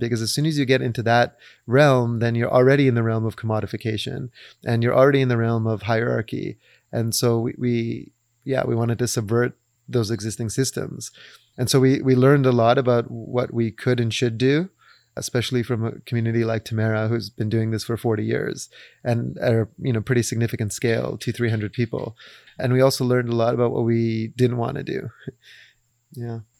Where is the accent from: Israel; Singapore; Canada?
Canada; Vancouver, British Columbia; we come from Vancouver, but our parents are, uh, East African of Indian, Arab, Persian descent